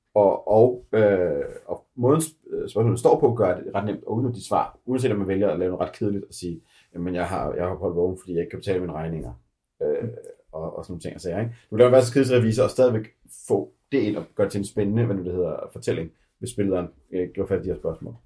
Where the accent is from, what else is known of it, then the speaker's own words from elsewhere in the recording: Denmark; som danskere